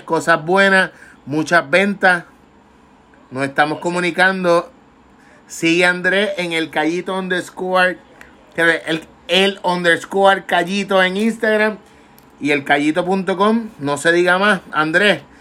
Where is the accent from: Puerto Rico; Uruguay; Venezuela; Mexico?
Puerto Rico; Vega Baja; Yo soy de Vega Baja, natural de la playa